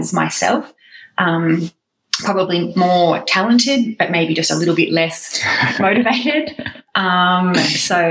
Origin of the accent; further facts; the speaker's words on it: Alexandra Headlands, Queensland, Australia; also born or lived in Canberra; I actually grew up here, not in this house, but in this suburb, Alexandra Headlands